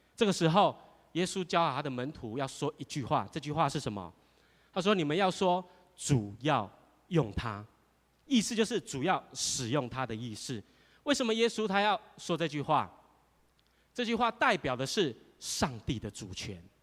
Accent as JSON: {"language": "Chinese", "country": "Taiwan", "said": "我们台湾话"}